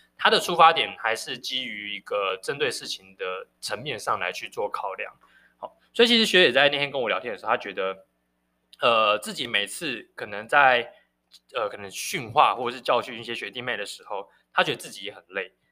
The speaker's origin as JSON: {"language": "Chinese", "country": "Taiwan", "said": "身为台湾人"}